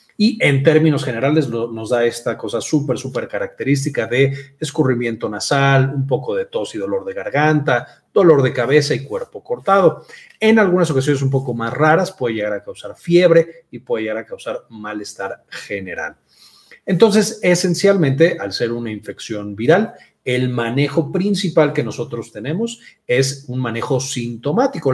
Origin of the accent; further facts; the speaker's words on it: Mexico; soy de México y en México le decimos gripa